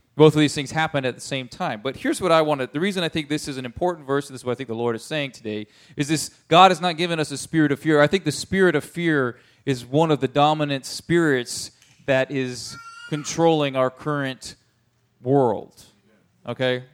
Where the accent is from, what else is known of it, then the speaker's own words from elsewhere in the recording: United States; I'm an American